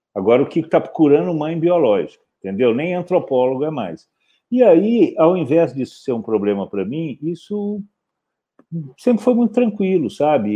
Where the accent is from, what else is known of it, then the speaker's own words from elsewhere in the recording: Belo Horizonte, Minas Gerais, Brazil; moved away as an adult; also born or lived in Campinas; eu nasci, eu nasci em Belo Horizonte